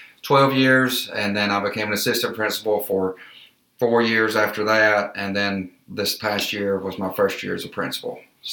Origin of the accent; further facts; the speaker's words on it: West Point, Alabama, United States; I grew up here in West Point. I've always lived in West Point, and I graduated high school from West Point.